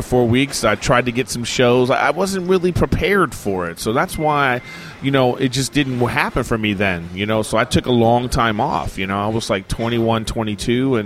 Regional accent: Los Angeles, California, United States; I'm from

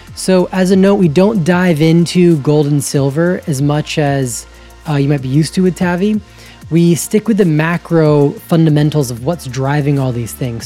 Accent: Georgia, United States; I grew up in Georgia

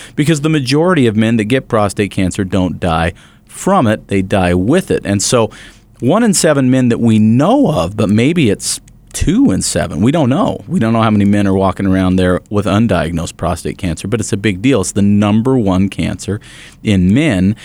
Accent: Bountiful, Utah, United States; the local newspaper that I grew up with there in Bountiful

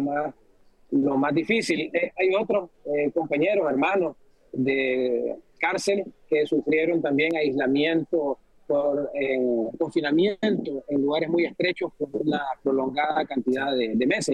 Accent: Nicaragua; moved away as an adult; now in Washington, United States; se nos despojó eh, supuestamente legalmente de, nuestra nacionalidad como nicaragüense

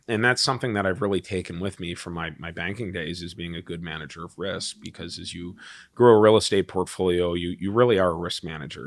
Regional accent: Wisconsin, United States; also born or lived in Chicago; I grew up in Wisconsin

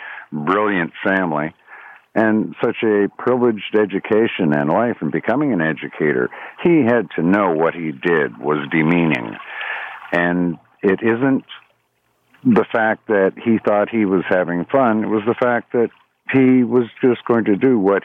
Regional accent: Toronto, Ontario, Canada; represent me as a Torontonian, as a Canadian

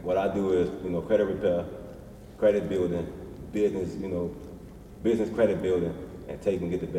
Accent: Chicago, Illinois, United States; I'm from Chicago.

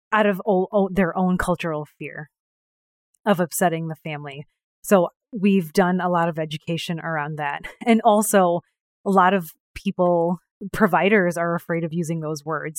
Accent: New York, United States; also born or lived in India; I was born in India, raised in New York

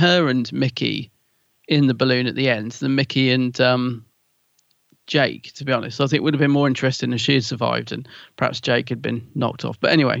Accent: London, United Kingdom; accent: Cockney; I'm a Cockney.

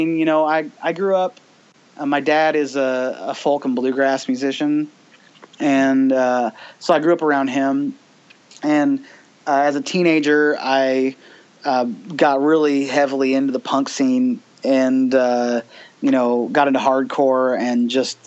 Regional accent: Bloomington, Indiana, United States; also born or lived in Dayton, Ohio / California / Portland, Oregon / Florida; I basically got reacquainted with my hometown. It had been a bit since I had lived here. I moved away from Bloomington

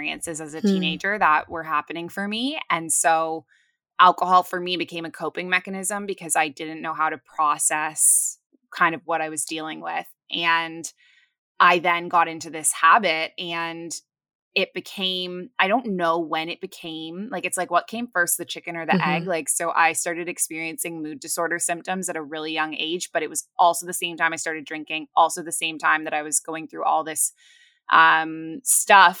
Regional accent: Toronto, Ontario, Canada; moved away as an adult; also born or lived in Kuwait / Abu Dhabi, UAE; now in Bali, Indonesia; I am originally from Toronto. I'm Canadian

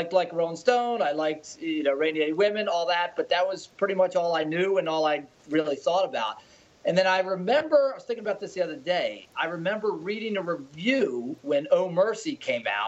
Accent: United States; I grew up outside of Washington, D.C.

